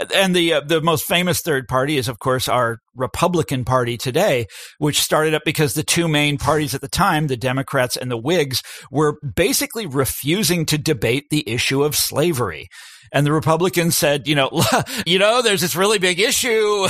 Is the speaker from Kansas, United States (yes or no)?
yes; Kansas, United States; my home state of Kansas